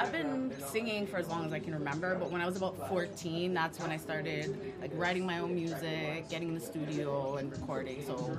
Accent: Kitchener, Ontario, Canada; also born or lived in Los Angeles, United States / Hamilton, Ontario; Originally born in L.A., okay. And then I came here as a child to Hamilton, and then kind of grew up in Kitchener-Waterloo

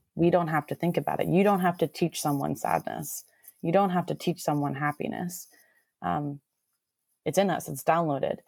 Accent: Miami, Florida, United States; moved away as an adult; also born or lived in Southern California; now in Seattle, United States; I'm from Miami, Florida originally, um, Cuban American

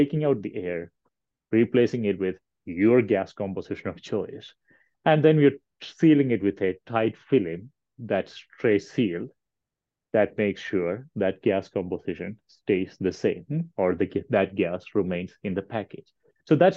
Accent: India; moved away as an adult; also born or lived in Kentucky; now in Colorado, United States; I'm originally from India.

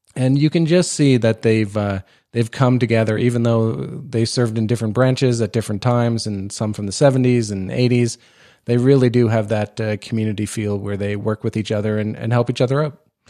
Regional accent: Nova Scotia, Canada; I grew up in Nova Scotia, right, uh, close to, uh, Shearwater Air Force Base

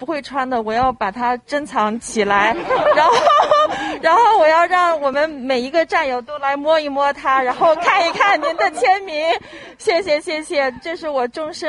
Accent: China; 让我第一次感到，作为一个中国人，我们可以很骄傲，可以很自豪，呃，会为自己是一个中国人感到骄傲。

